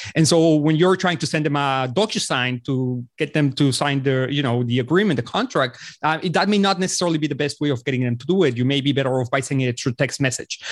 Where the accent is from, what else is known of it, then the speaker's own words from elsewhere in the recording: Mexico City, Mexico; also born or lived in Los Angeles; I was born and raised in Mexico City.